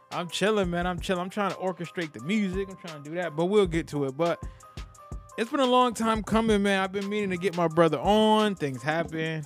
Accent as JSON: {"language": "English", "town": "New Haven", "region": "Connecticut", "country": "United States", "tie": "born or raised there", "said": "growing up in New Haven"}